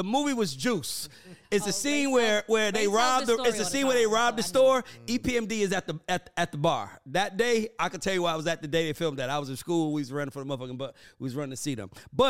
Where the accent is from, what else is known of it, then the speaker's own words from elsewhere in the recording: College Park, Georgia, United States; now in Fayetteville, United States; I'm from College Park.